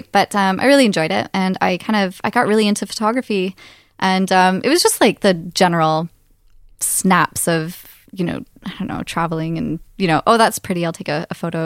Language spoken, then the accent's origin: English; Canada; now in Aberdeen, United Kingdom; I'm originally from Canada, small town Canada